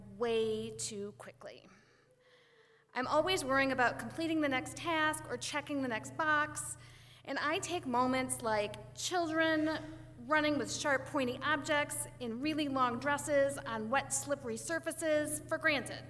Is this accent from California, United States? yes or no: no; Western Springs, Illinois, United States; I grew up here in Western Springs over on Clawson